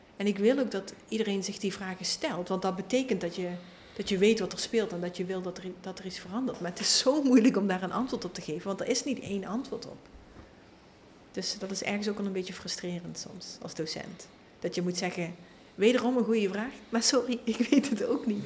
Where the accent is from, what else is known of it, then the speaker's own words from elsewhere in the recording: Limburg, Netherlands; ik kom uit Limburg